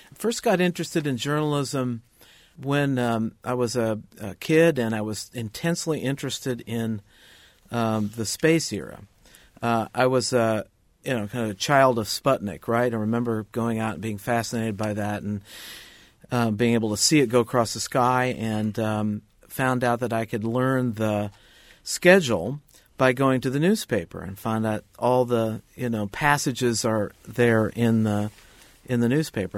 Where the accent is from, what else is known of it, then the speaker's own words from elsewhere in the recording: Indianapolis, Indiana, United States; I went to work for a weekly newspaper in my hometown of Indianapolis